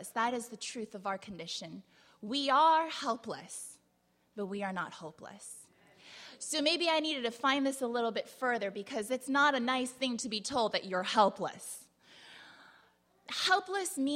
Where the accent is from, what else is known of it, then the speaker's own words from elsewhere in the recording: San Diego, California, United States; I grew up in San Diego, kind of, sort of, but not really.